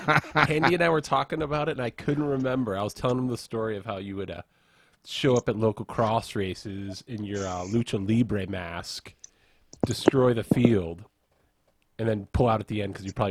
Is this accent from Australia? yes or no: yes; Australia; accent: Aussie; I was born in Australia.